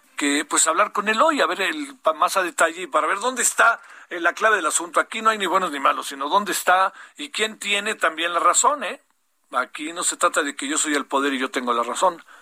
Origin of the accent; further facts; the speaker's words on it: Mexico City, Mexico; yo estaba ahí con mis cuates de la colonia Nochebuena